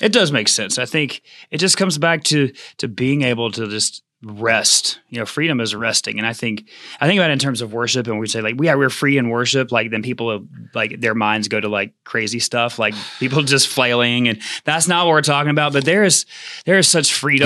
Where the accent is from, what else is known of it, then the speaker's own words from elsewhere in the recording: United States; as American Christians